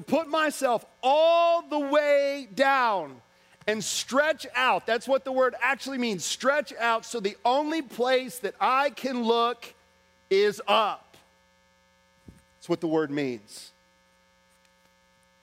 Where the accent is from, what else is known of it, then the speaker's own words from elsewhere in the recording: Orlando, Florida, United States; I'm from Orlando, Florida